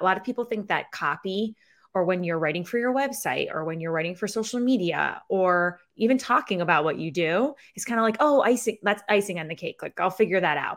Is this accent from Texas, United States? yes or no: no; Syracuse, New York, United States; accent: Syracuse; my Syracuse accent